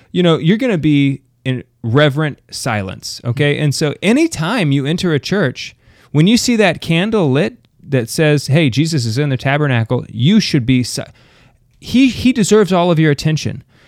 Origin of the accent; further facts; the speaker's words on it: United States; I'm American